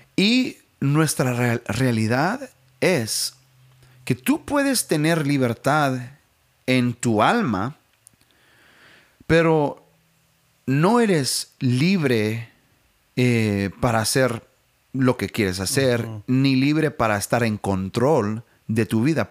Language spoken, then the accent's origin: Spanish; United States; Spanish is a second language; como americanos